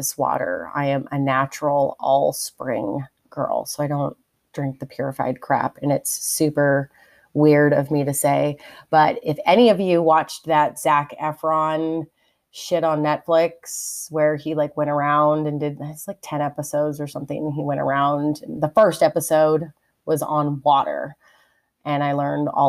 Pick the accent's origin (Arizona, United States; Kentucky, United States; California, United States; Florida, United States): California, United States; also born or lived in Texas; I'm from California. We don't have snow days ever